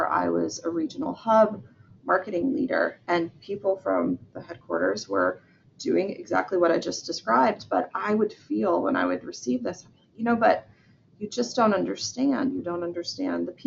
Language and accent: English; Georgia, United States; I'm from Georgia in the southern part of the United States.